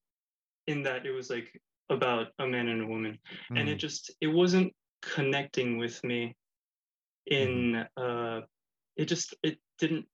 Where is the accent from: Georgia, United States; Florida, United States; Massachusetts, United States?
Florida, United States; Miami; also born or lived in Spain; I was raised in Miami and would live between Miami and Spain, because on holidays we would go to visit family